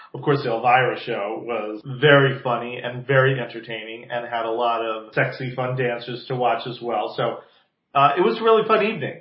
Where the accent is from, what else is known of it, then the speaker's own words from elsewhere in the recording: New Jersey, United States; now in Palm Springs, United States; I am originally from the East Coast, from New Jersey. So for those of you listening with fine-tuned ears, you may detect that accent every so often